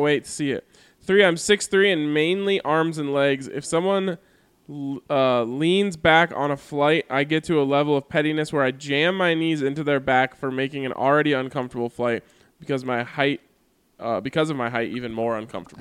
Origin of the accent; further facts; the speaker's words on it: United States; as an American